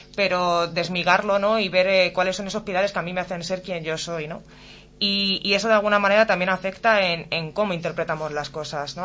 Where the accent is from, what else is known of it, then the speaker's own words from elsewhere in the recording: Alcalá de Henares, Community of Madrid, Spain; moved away as an adult; now in Morata de Tajuña, Spain; soy de nativa de Alcalá de Henares, pero resido en Morata desde hace dos años.